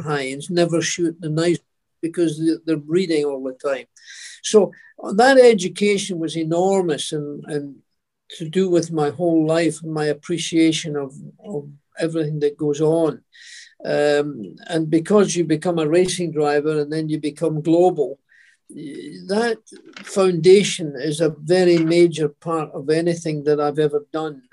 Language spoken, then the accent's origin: English; Scotland, United Kingdom; moved away; as a Scot, go back there